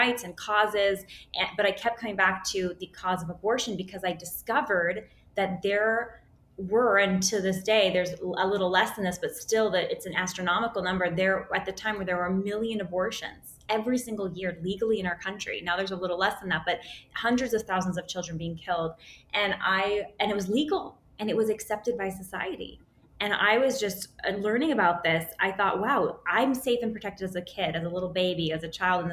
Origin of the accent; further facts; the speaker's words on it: Silicon Valley, Northern California, United States; We grew up in Silicon Valley, so Northern California